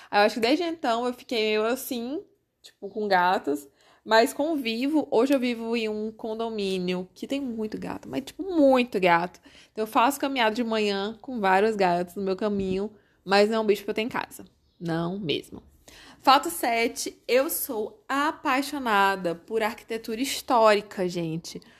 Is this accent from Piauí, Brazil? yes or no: yes; Corrente, Piauí, Brazil; also born or lived in Teresina; eu nasci em Teresina, gente. Eu nasci aqui mas fui sempre criada em corrente, então por isso que eu me considero muito mais correntina do que teresinense.